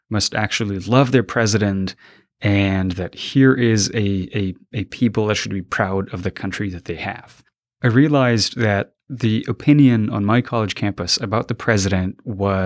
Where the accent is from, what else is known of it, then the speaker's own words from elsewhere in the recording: Quetta, Balochistan, Pakistan; moved away as an adult; also born or lived in Afghanistan; now in United States; I was about 6 when my family left Afghanistan because of the oncoming Taliban taking over the country. A lot of people were displaced, and we moved over to to Pakistan, over the border. And I lived in the city of Quetta. And I lived there until about when I was 19